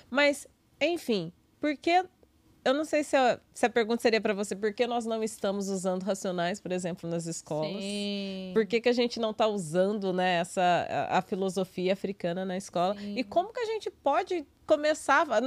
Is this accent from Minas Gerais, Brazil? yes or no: yes; Minas Gerais, Brazil; porque eu sou mineira, tenho uma outra realidade